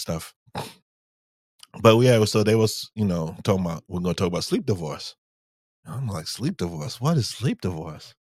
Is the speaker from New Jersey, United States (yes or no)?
no; New York, United States; when I was growing up in New York